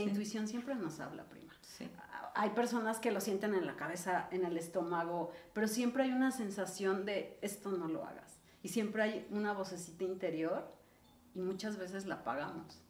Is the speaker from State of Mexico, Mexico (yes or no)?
yes; Ixtapan de la Sal, State of Mexico, Mexico; now in Mexico City, Mexico; yo crecí en Ixtapan del Asalto